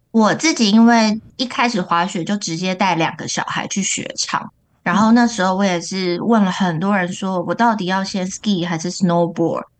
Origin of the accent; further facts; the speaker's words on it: Taiwan; 因为他可能知道我是台湾人，所以就连续安排两个台湾教练给我